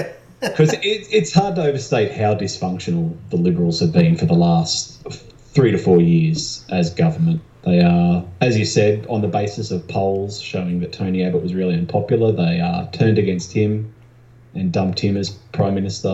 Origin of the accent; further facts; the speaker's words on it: New South Wales, Australia; my home state, actually